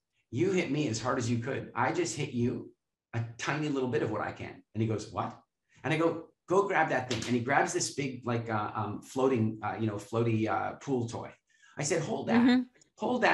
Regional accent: Canada; we're from Canada

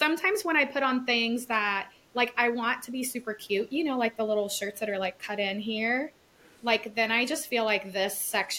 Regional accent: the South, United States; we grew up in the South

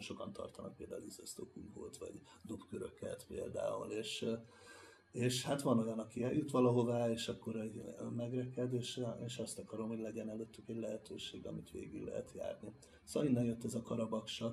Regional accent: Hungary; mint magyar tátosként jutottam

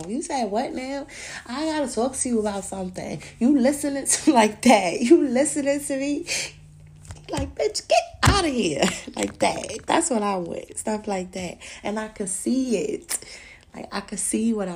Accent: New York City, New York, United States; I was born in Brooklyn

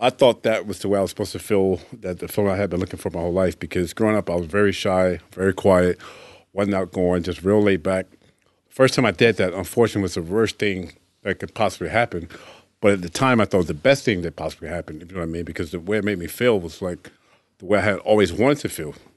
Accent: Tampa, Florida, United States; Tampa, my hometown

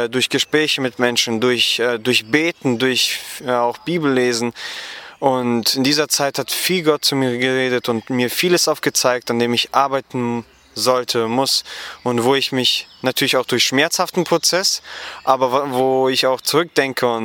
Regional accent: Gummersbach, North Rhine-Westphalia, Germany; Genau, ich komme aus Gummersbach, das liegt etwa 50 Kilometer von Köln entfernt

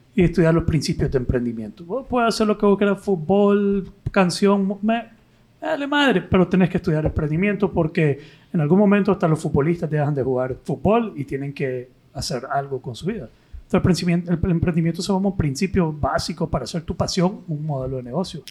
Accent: Nicaragua; como nicaragüense

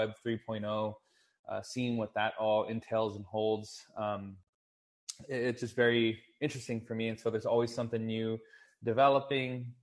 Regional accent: Texas, United States; I'm born and raised in Texas, currently actually living out of San Antonio, Texas.

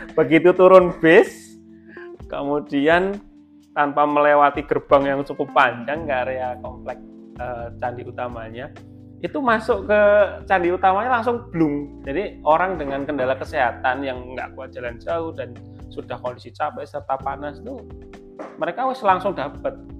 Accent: Klaten, Central Java, Indonesia; saya kan sebagai warga Klaten

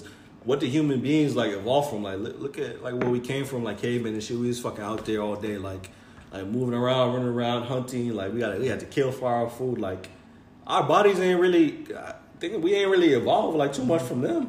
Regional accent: United States; we're all American

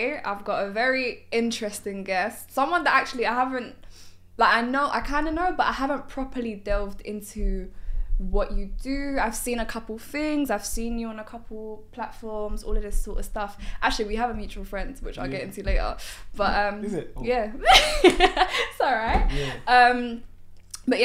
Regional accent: London, United Kingdom; East London. Big up East Side. That's my side as well

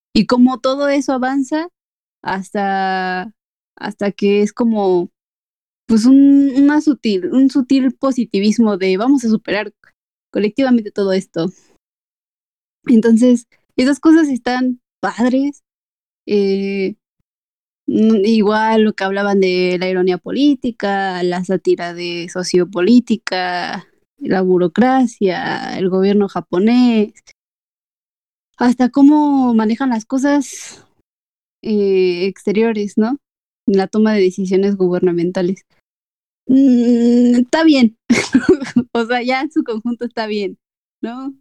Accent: Mexico; Como buen mexicano

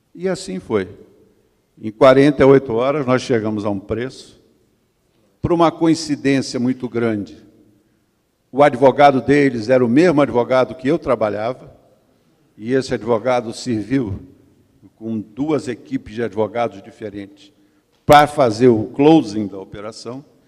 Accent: Brazil; eu sou do Brasil

